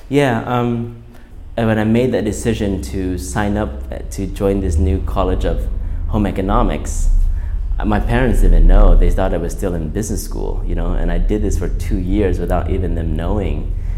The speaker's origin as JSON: {"language": "English", "town": "Huntington Beach", "region": "California", "country": "United States", "tie": "born or raised there", "also_born_or_lived": "Thailand", "said": "I was born in Thailand just by geography. But then um, I grew up in Southern California, Huntington Beach to be exact"}